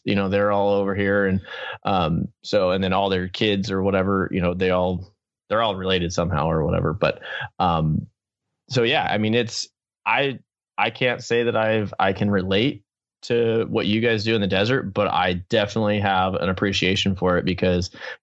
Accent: Southern California, United States; I grew up in SoCal.

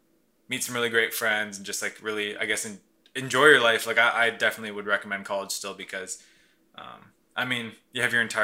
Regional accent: South Dakota, United States; And like whenever I tell someone I'm from South Dakota, I'm just like super confused.

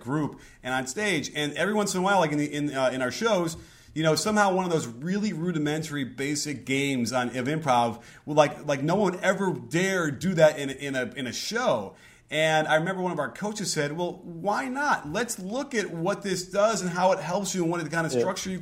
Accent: Chicago, Illinois, United States; growing up in Chicago

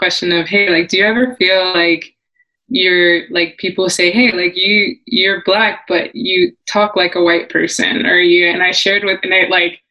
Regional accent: Miami, Florida, United States; moved away; I'm originally from Miami

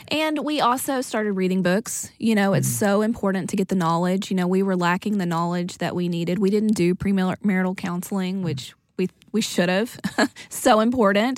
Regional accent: East Texas, United States; we're from East Texas, small town

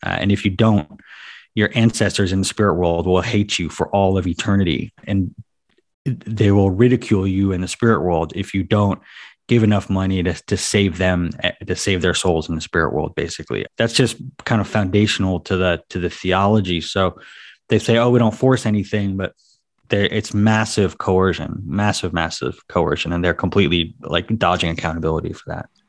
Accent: United States; I grew up in America

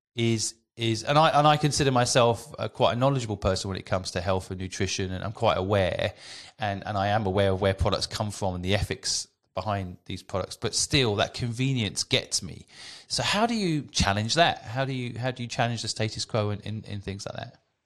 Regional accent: England, United Kingdom; as a kid growing up in England

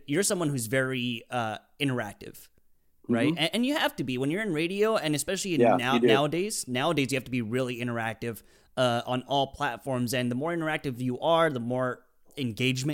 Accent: Palm Springs, California, United States; also born or lived in Tijuana / San Diego; I spent most of my life living outside of San Diego, Palm Springs mm-hmm. area. But my family's from San Diego. I was born in Tijuana

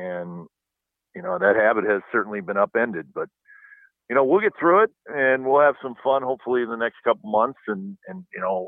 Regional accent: Wisconsin, United States; now in Pleasanton, United States; where we grew up in Wisconsin

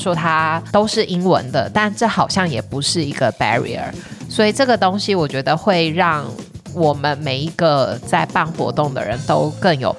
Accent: Taiwan; moved away as an adult; 我跟 … 都是在台湾土生土长，在台湾念书，在台湾工作。当然，我们后来有去国外工作过的经验。

